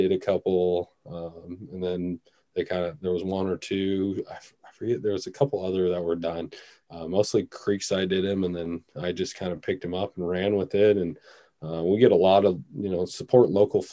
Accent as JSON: {"language": "English", "town": "Seattle", "region": "Washington", "country": "United States", "tie": "born or raised there", "said": "growing up around Seattle, you know, we got a lot of urban rivers and creeks"}